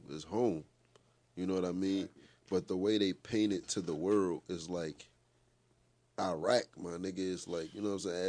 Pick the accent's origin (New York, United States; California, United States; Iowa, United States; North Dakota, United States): New York, United States; New York City; First and foremost, like I'm from Courtlandt Ave. Like I'm from the Bronx, New York.